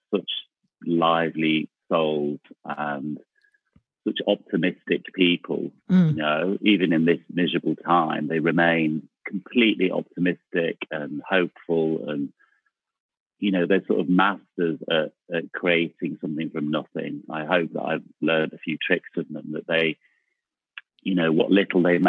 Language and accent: English; Manchester, North West England, United Kingdom; moved away as an adult; also born or lived in London; I grew up in Manchester, in South Manchester, in a place called Cholton-cum-Hardy